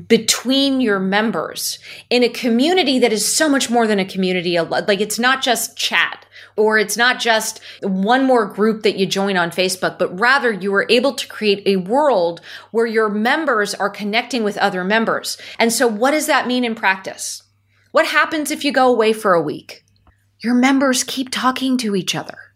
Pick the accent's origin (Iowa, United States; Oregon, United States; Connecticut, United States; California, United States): California, United States; Silicon Valley; I'm born and raised in Silicon Valley